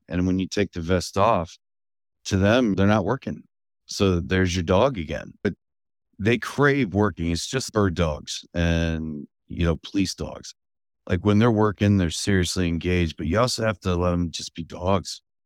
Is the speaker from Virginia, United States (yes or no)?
yes; Fredericksburg, Virginia, United States; also born or lived in Culpeper; that led us to the Fredericksburg area, where I grew up